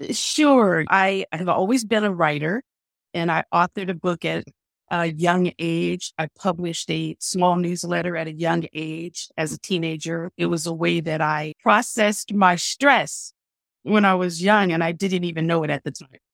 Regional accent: San Francisco, California, United States; I grew up in San Francisco, which is very diverse

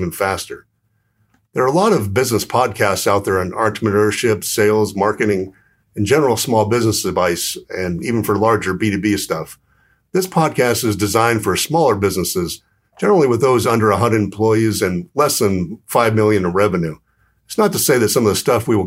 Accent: Southern California, United States; moved away as an adult; also born or lived in New York; now in Phoenix, United States; I'm originally from Southern California.

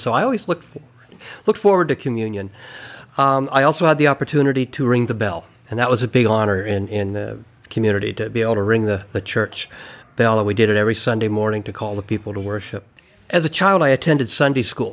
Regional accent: Calistoga, California, United States; I grew up in Calistoga.

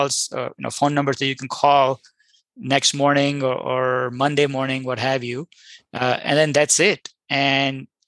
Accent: India; moved away; I'm an immigrant from India

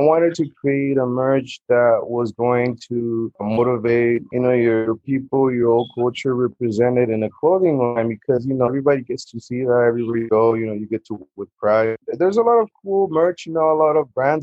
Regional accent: Acapulco, Guerrero, Mexico; moved away; I'm originally from Acapulco, Guerrero, here at Mexicano

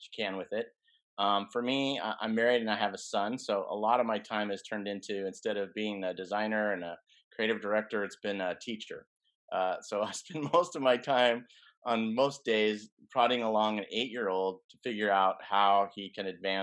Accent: Colorado, United States; moved away as an adult; now in California, United States; I grew up in Colorado, so that's kind of where my base was

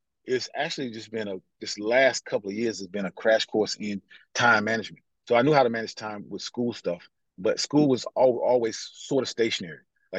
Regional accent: United States; even though I'm African American

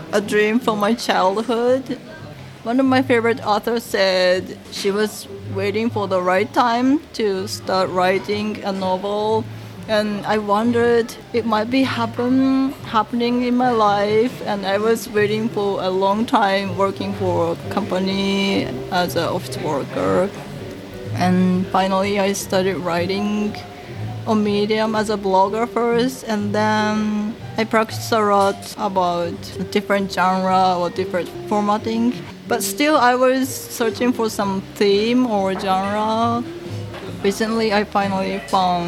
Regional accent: Japan; first language Japanese; English is a second language; Japanese is my mother tongue

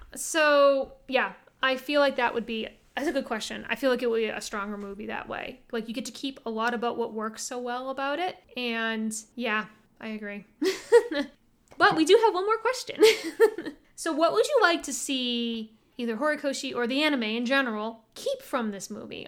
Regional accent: United States; we're American

